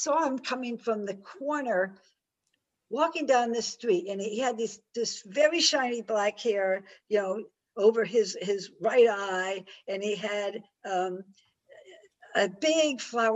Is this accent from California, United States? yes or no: no; Westport, Connecticut, United States; I grew up in Westport, Connecticut